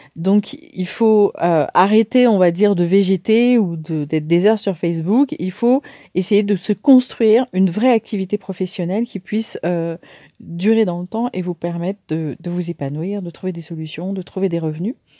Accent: Paris, Île-de-France, France; also born or lived in Martinique; je suis née à Paris et j'ai eu la chance de, de, grandir dans une famille

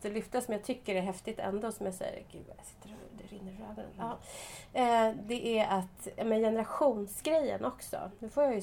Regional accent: Sweden; Och där trodde jag att jag kom från Sverige och var frigjord.

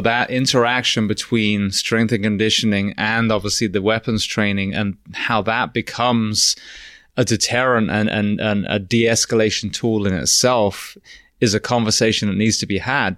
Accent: England, United Kingdom; now in Florida, United States; as an Englishman observing, when I first came over here

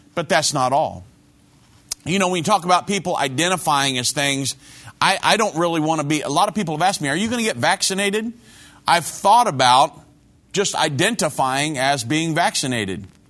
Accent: United States; we hold so dear as American citizens

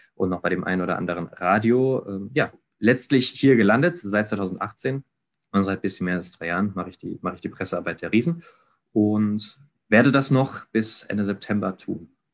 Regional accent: Ludwigsburg, Baden-Württemberg, Germany; ich komme komme aus Ludwigsburg gebürtig, auch wenn ich nicht Zeit meines Lebens immer nur hier gewohnt habe

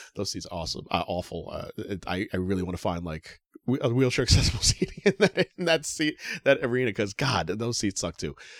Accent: Yonkers, New York, United States; I don't have an arena in Yonkers, I'm sorry. My hometown arena

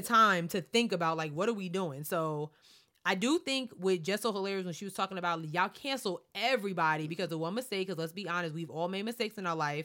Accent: Baldwin, New York, United States; we grew up in Baldwin, which was a very, very diverse town

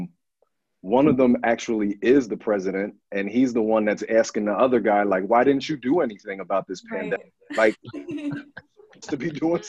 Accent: New Jersey, United States; born or raised there

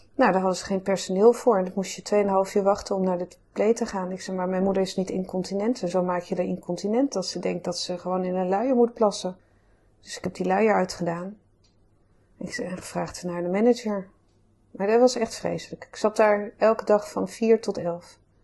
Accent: Amsterdam, North Holland, Netherlands; also born or lived in Groningen; Geboren en getogen in Amsterdam, hier in het Vondelpark

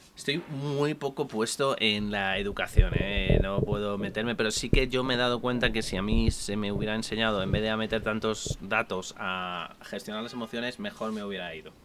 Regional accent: Madrid, Community of Madrid, Spain; soy de Madrid, nacido en Chamberí

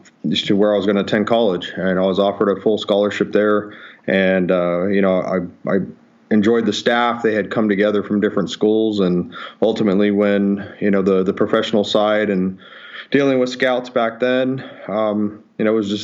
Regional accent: Southern California, United States; Yeah, I grew up in Southern California, you know, played high school ball out here

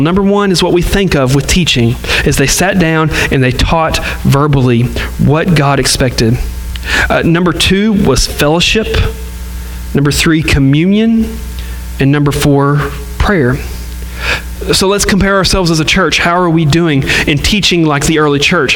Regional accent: the South, United States; we're from the South and we love Southern churches

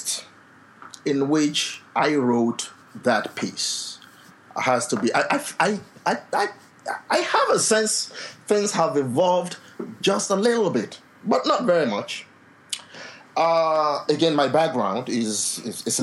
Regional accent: Nigeria; now in Ottawa, Canada; a Nigerian public intellectual

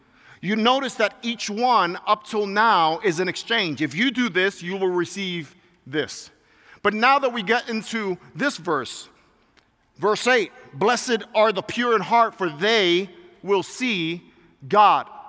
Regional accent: New York City, New York, United States; moved away; also born or lived in Puerto Rico (ancestry); I grew up being in New York City, and I grew up from Puerto Rican descent

